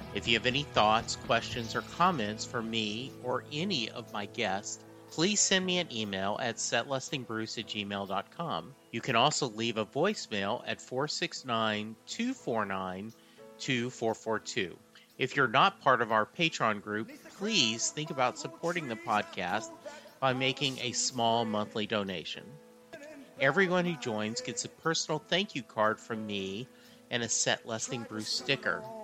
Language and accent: English; the South, United States; I was raised in the South